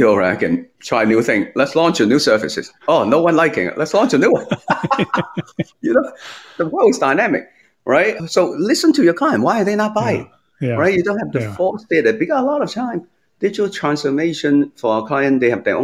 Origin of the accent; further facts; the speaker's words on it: Hong Kong; moved away; also born or lived in United States; I was born in Hong Kong, but they decided for the children's future, including me, let's move to US.